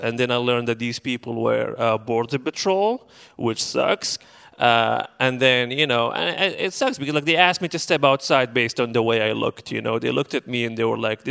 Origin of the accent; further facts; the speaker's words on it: Benghazi, Cyrenaica, Libya; moved away as an adult; now in Portland, United States; I'm originally from Libya, specifically from the city of Benghazi